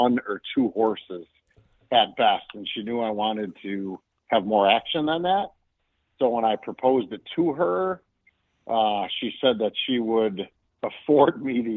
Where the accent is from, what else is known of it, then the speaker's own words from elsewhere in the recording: Arlington Heights, Illinois, United States; I grew up in Arlington Heights, Illinois, so right by Arlington Park.